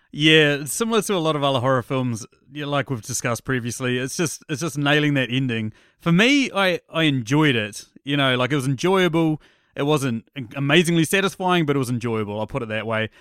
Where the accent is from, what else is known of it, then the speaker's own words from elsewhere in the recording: New Zealand; I'm a New Zealander